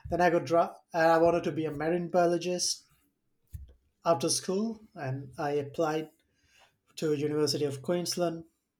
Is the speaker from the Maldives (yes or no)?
yes; Maldives; moved away as an adult; now in Switzerland; I'm from the Maldives